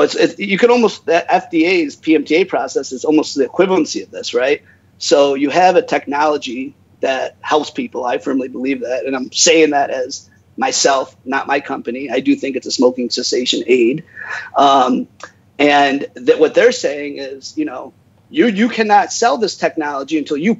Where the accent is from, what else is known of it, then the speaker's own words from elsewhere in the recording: United States; I'm American, right? I was born and raised in America